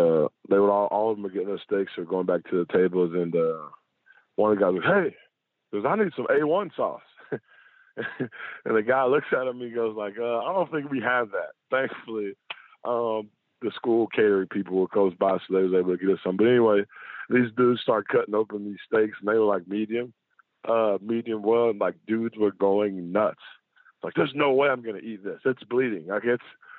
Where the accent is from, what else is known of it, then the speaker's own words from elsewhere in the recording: United States; my hometown, Shelby County